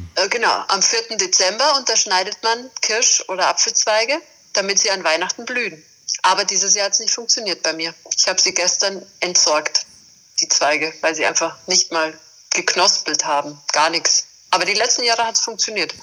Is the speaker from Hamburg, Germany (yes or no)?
no; Bavaria, Germany; als Bayerin, bei uns ist jetzt Bergbau nicht so äh, unbedingt an der Tagesordnung, sondern eher die Berge vor der Haustür